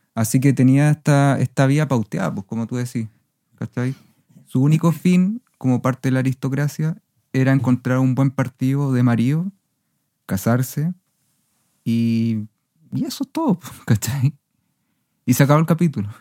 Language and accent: Spanish; Viña del Mar, Valparaíso, Chile; Yo también crecí en Viña del Mar